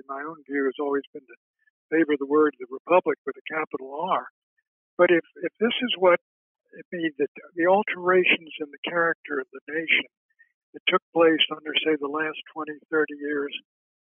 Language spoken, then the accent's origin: English; Washington, District of Columbia, United States; My father grew up in D.C., and so did I.